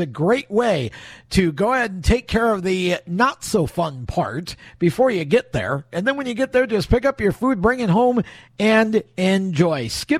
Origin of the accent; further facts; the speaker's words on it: Oswego, New York, United States; growing up in Oswego